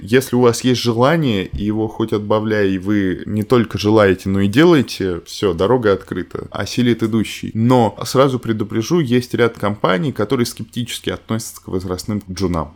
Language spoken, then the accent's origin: Russian; Ryazan, Ryazan Oblast, Russia; moved away; Я вообще из Рязани